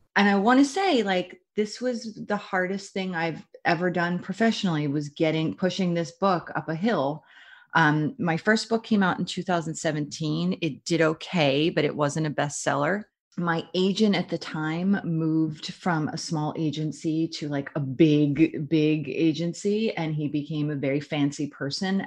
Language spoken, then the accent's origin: English; Philadelphia, Pennsylvania, United States; I'm from Philadelphia, from Jersey, almost the same